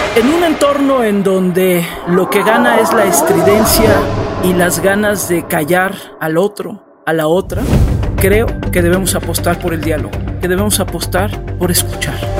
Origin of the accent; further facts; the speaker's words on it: Mexico; aquí en México, aquí en mi país